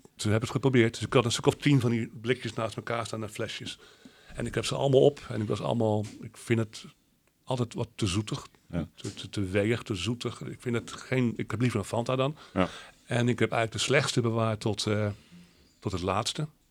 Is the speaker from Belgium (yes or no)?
no; Zeeland, Netherlands; wij uit, uit, uit Oud-Zeeland komen.